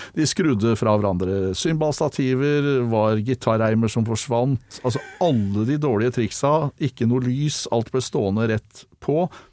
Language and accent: Norwegian; Oslo, Norway; Jeg vokste opp på Kalbakken